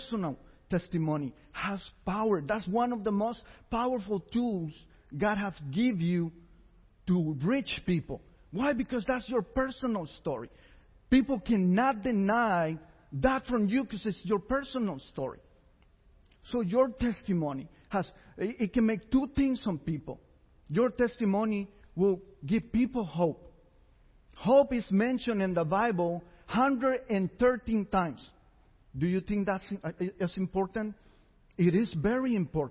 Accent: San José, Costa Rica; I was born in San Jose, Costa Rica.

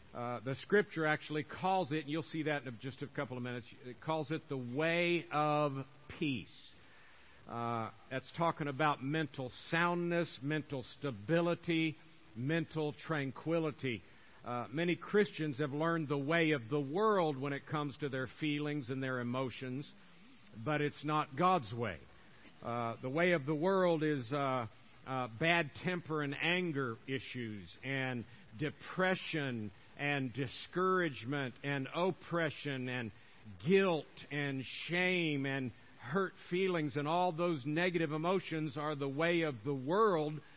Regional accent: Tampa, Florida, United States; moved away; I'm born and raised in uh, Tampa, Florida

